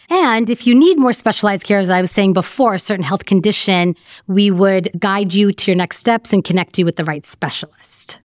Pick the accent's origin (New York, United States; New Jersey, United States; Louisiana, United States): New York, United States; moved away as an adult; now in Chicago, United States; I was born and raised in New York, and in about two thousand six, I moved to Chicago for medical training.